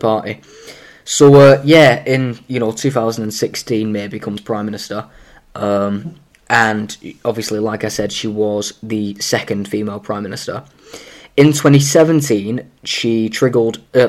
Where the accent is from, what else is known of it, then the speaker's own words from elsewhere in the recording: Greater Manchester, North West England, United Kingdom; we're from Greater Manchester